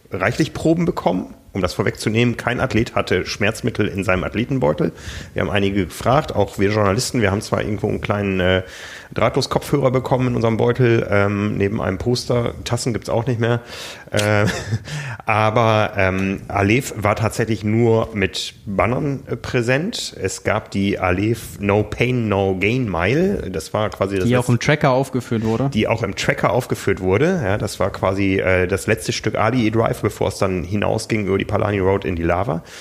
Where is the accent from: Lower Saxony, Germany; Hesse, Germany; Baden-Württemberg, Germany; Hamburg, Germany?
Lower Saxony, Germany; Osnabrück; ich bin in Osnabrück groß geworden. Das war damals die größte britische Garnisonsstadt.